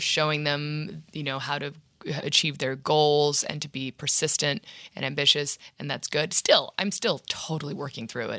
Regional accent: Washington, District of Columbia, United States; moved away; also born or lived in New York City; And then my parents moved to D C

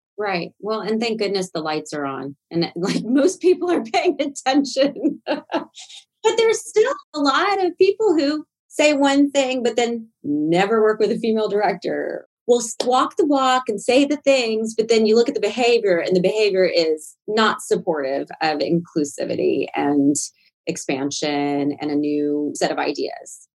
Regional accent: Nashville, Tennessee, United States; moved away; I was from Nashville, Tennessee

